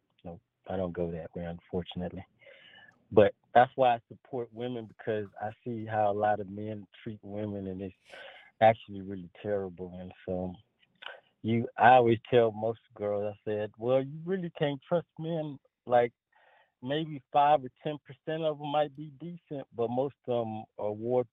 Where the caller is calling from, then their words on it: Pearland, Texas, United States; Oh, hey, Tanya. … from Pearland, Texas.